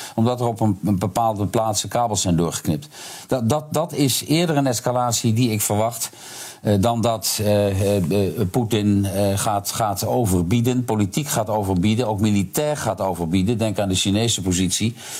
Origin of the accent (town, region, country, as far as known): Netherlands